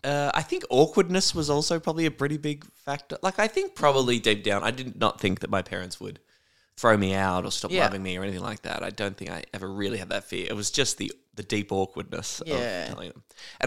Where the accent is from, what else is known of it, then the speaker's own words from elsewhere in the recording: Warrnambool, Victoria, Australia; I don't think so, because I think growing up in Warrnambool, it, yeah, would be much harder to lie.